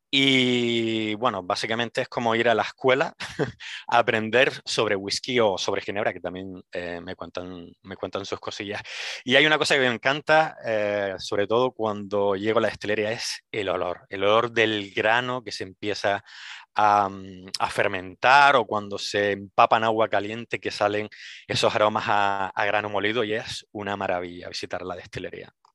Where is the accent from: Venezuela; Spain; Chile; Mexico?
Spain; Las Palmas de Gran Canaria, Canary Islands; moved away as an adult; now in Edinburgh, United Kingdom; soy de Gran Canaria, de Las Palmas de Gran Canaria